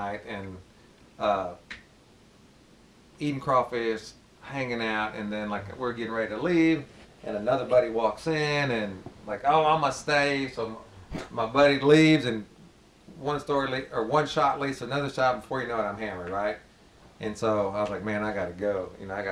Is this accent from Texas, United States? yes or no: yes; Spring, Texas, United States; I grew up in Spring